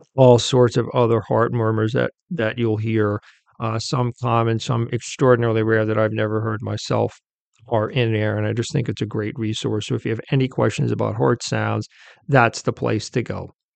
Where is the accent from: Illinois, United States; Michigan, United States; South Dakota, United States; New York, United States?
New York, United States; near Queens; I'm from New York. I wasn't born in Queens, but I, I grew up near Queens